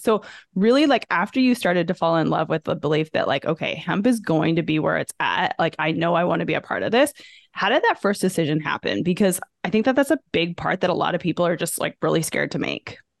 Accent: Canada; moved away as an adult; now in United States; growing up in Canada

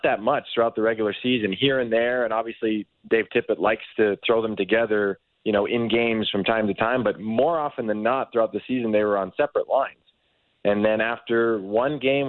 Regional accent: Toronto, Ontario, Canada; I grew up in Toronto

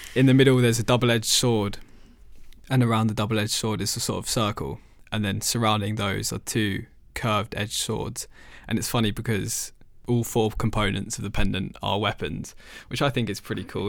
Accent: London, United Kingdom; moved away as an adult; now in Edinburgh, United Kingdom; there's not too many Sikh people as, as there are back home 'cause I'm from London.

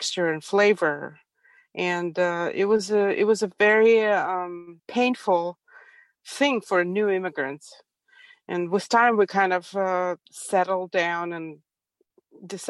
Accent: Ukraine; now in Prattville, United States; I was born and raised in Ukraine, in Soviet Union, actually

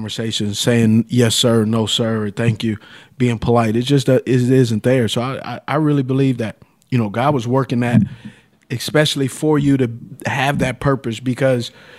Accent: the South, United States; now in Los Angeles, United States; growing up in the South

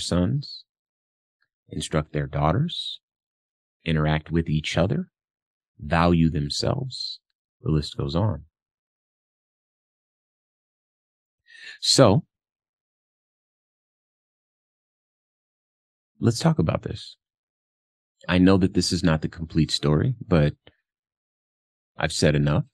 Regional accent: Compton, California, United States; I'm from Compton, California. So I grew up around a lot of gangsta activity

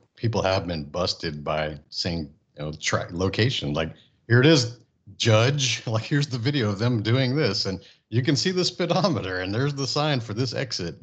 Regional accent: Friendswood, Texas, United States; also born or lived in Japan / California / Houston; I grew up in Friendswood, Texas, a small town

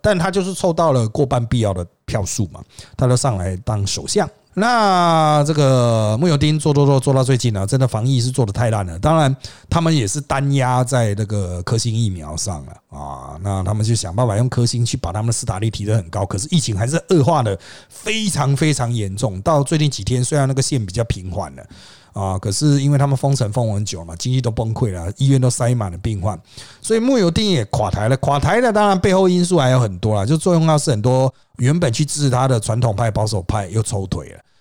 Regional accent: Taiwan; 我们台湾人

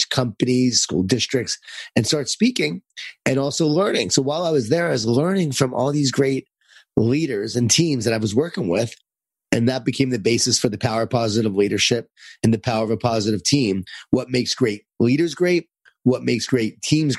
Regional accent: Lisle, New York, United States; born or raised there

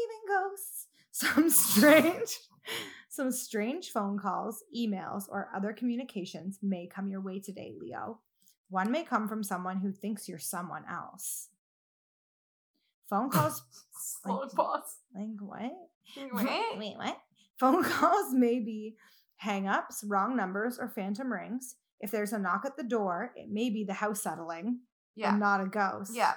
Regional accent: Hamilton, Ontario, Canada; I grew up in Stony Creek, Ontario, which is now just known as Hamilton

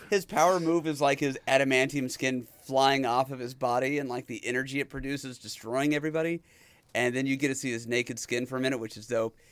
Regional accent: Dodge City, Kansas, United States; I grew up in Dodge City, Kansas.

